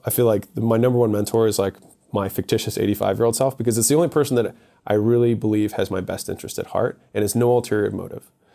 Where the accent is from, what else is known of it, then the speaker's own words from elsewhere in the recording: Baltimore, Maryland, United States; moved away as an adult; also born or lived in Ohio; I'm from Baltimore.